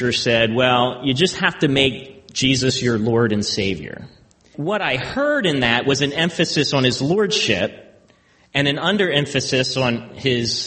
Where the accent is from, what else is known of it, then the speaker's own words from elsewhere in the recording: Baltimore, Maryland, United States; I grew up in Baltimore, so I am a Ravens fan